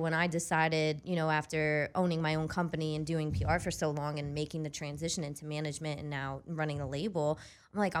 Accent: the Poconos, Pennsylvania, United States; moved away as an adult; also born or lived in Scranton, Pennsylvania; I grew up in the Poconos

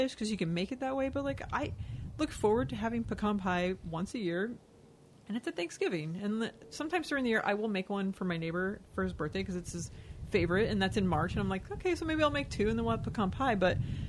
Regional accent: Texas, United States; Growing up in Texas

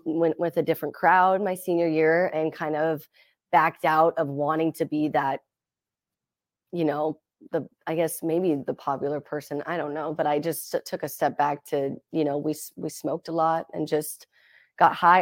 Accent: Seattle, Washington, United States; also born or lived in Las Vegas, Nevada; I grew up in Seattle, Washington

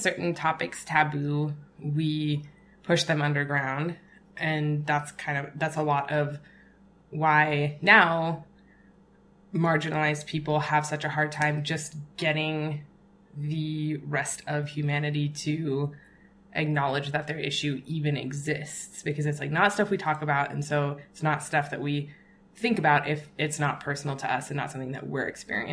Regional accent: South Africa; my family is, we're South African

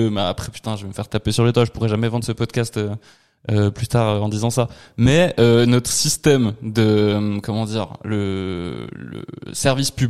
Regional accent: Switzerland; je suis suisse aussi, forcément.

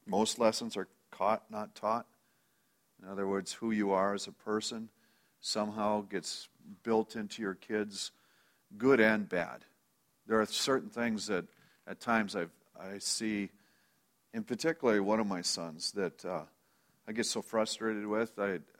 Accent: Minnesota, United States; also born or lived in Friend, Nebraska; Do remember moving from Nebraska to Minnesota when I was three or four. I don't know exactly how old that was. So that's where my memories start, and that's basically where my growing up place was

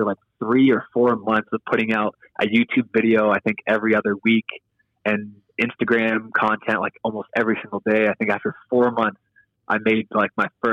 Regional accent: United States; now in Tulsa, United States; I'm an American playing over here

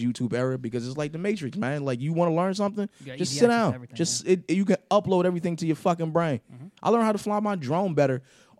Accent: Trenton, New Jersey, United States; in the West Indian family where you're taught to listen first. Like I grew up in a barbershop in Trenton, New Jersey

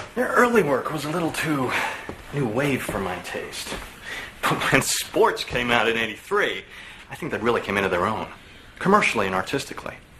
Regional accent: New York, United States; moved away as an adult; also born or lived in Chicago; I'm originally from New York.

